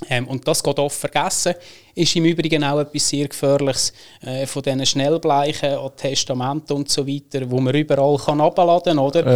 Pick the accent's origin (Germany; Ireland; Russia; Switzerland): Switzerland; Lucerne; moved away as an adult; now in Zug, Switzerland; aufgewachsen im Kanton Luzern